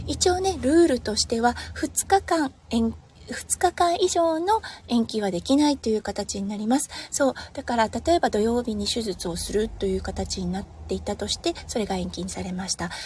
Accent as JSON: {"language": "Japanese", "region": "Iwate", "country": "Japan", "tie": "born or raised there", "moved": "as an adult", "lives_now": "Australia", "said": "岩手県出身なので"}